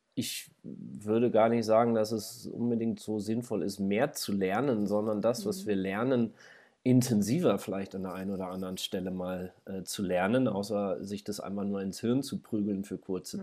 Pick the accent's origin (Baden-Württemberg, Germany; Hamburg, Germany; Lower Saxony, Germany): Lower Saxony, Germany; Braunschweig; moved away as an adult; now in Hildesheim, Germany; ich komme ja aus Braunschweig eigentlich